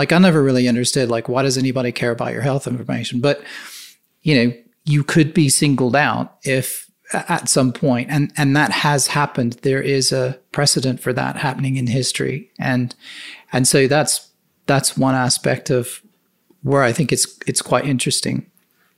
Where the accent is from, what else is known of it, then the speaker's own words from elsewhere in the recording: United States; moved away as an adult; now in United Kingdom; being American